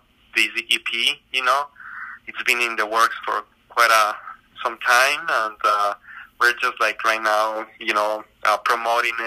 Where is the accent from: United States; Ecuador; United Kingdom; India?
Ecuador; moved away; I grew up in South America. You know, in Ecuador